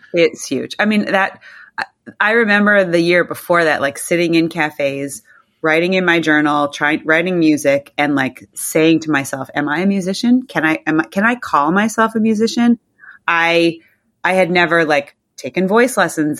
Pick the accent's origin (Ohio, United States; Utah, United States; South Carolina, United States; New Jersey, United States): New Jersey, United States; moved away as an adult; also born or lived in Southern California / Manhattan; now in New York, United States; I grew up mostly in New Jersey